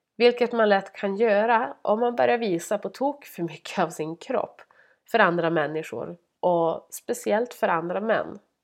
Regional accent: Norrland, Sweden; jag är norrlänning

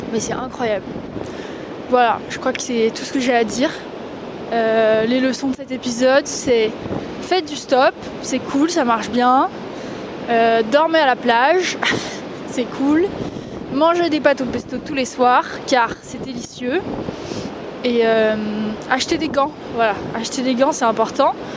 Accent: the Alps, France; j'ai grandi dans les Alpes

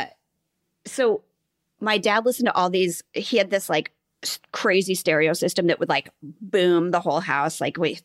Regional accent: Nebraska, United States; I'm from Nebraska.

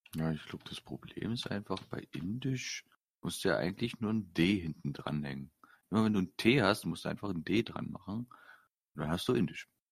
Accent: Saxony, Germany; ich, bin jetzt, schon seit fast, 25, ja, fast 26 Jahren gebürtiger Sachse

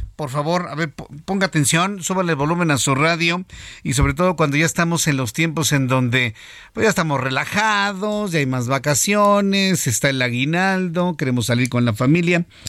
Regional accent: Mexico; los mexicanos somos así

